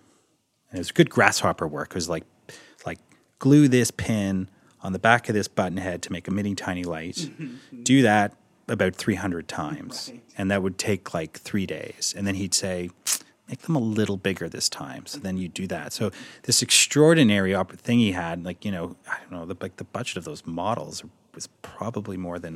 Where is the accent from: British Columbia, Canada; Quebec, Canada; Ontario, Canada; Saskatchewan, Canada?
Ontario, Canada; Toronto; I'm from Toronto, can I work here?